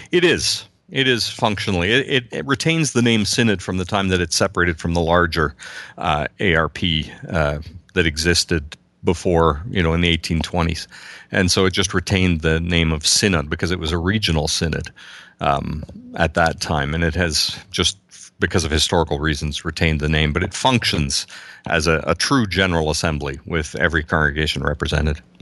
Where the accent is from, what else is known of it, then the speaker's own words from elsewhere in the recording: Southern Ontario, Canada; I'm from Southern Ontario, uh, just about an hour and a half west